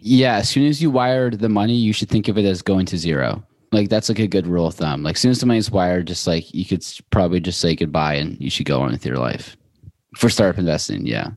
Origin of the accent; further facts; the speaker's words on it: Seattle, Washington, United States; moved away as an adult; also born or lived in Boulder / New York; now in Los Angeles, United States; I'm from Seattle originally, went to school in Boulder, and then moved to New York, and I just moved to L